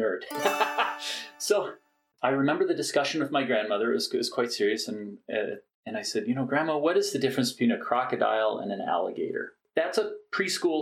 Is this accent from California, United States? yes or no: no; Cherry Hill, New Jersey, United States; moved away; also born or lived in Minnesota; I did my formative years in New Jersey